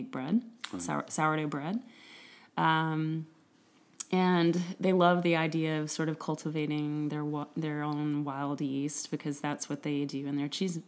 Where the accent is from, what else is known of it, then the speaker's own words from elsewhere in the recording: East Tennessee, United States; In East Tennessee, in the foothills of this great Smoky Mountains